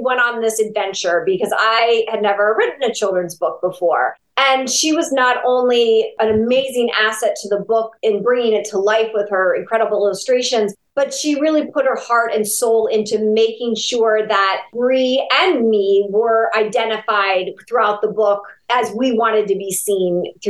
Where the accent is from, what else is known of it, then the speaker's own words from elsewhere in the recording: Ashtabula, Ohio, United States; my hometown of Ashtabula, Ohio